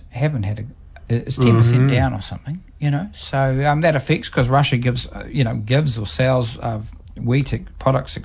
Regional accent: New Zealand; I'm from New Zealand, but my first thing before I'm from New Zealand is I'm a human being. That happens to live in New Zealand

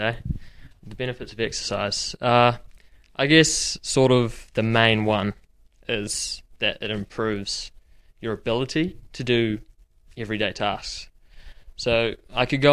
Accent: Rotorua, Bay of Plenty, New Zealand; now in Dunedin, New Zealand; I'm originally from Rotorua.

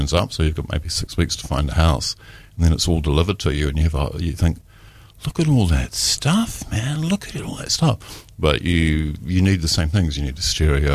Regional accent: Taranaki, New Zealand; moved away; also born or lived in Dunedin; I'm actually from Taranaki. I'm a North Island boy.

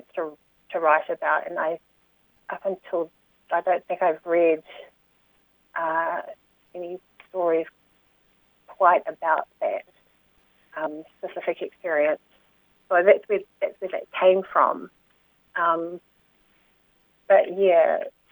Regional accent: Porirua, Wellington, New Zealand; So I grew up in Porirua in the 1970s, 80s, so I have that second-generation Cook Islander experience in New Zealand

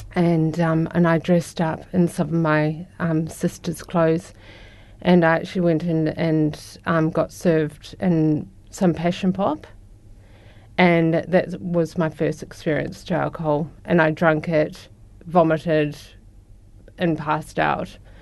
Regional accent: Christchurch, Canterbury, New Zealand; I grew up in Christchurch

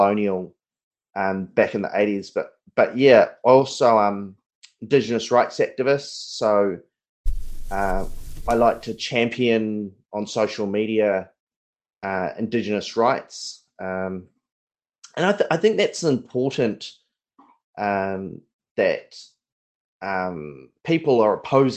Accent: Otago, New Zealand; also born or lived in Port Chalmers / Whakatane; now in Pōkeno, New Zealand; I'm from Otago. And so I used to live out in Port Chalmers.

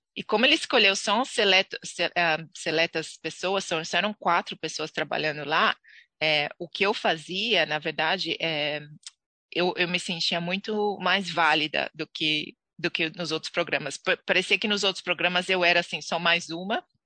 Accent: Santos, São Paulo, Brazil; moved away as an adult; now in New Zealand; nasci em Santos, ehm, litoral de São Paulo.

